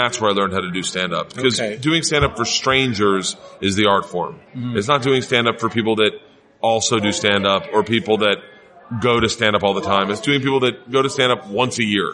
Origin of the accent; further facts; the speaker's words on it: Florida, United States; moved away as an adult; also born or lived in New York; I'm from Florida